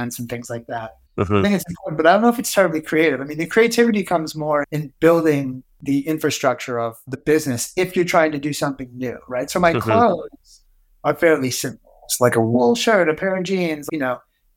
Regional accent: Long Island, New York, United States; growing up in Long Island, but having access to New York City

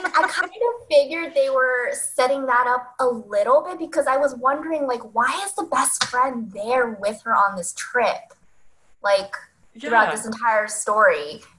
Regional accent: Northern California, United States; I'm from Northern California

